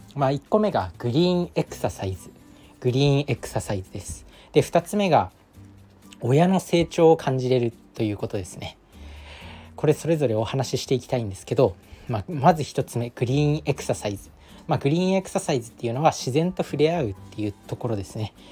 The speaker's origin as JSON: {"language": "Japanese", "country": "Japan", "tie": "born or raised there", "moved": "as an adult", "lives_now": "Tokyo, Japan", "said": "自分の実家に帰省すると田んぼがあったり"}